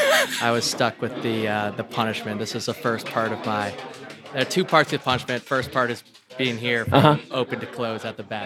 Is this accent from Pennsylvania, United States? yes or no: no; outside Boston, Massachusetts, United States; moved away as an adult; now in South Bend, United States; I'm from outside Boston